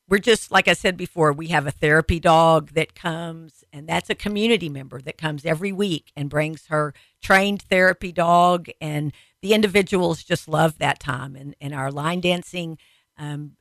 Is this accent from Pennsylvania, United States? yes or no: no; Texas, United States; I'm a Texan